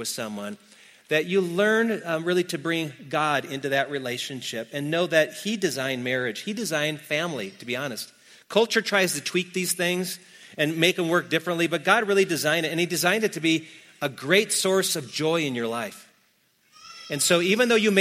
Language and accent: English; Wisconsin, United States; I'm from Wisconsin